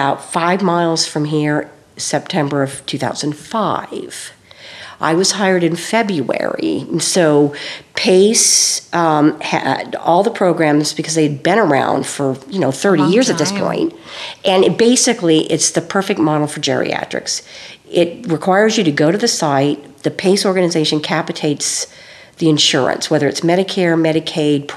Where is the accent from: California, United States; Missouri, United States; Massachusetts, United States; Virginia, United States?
California, United States; moved away; I was from California